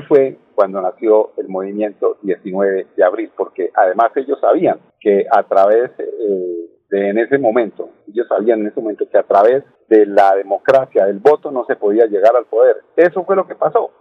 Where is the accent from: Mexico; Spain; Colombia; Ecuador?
Colombia; Santander; aquí a los santanderianos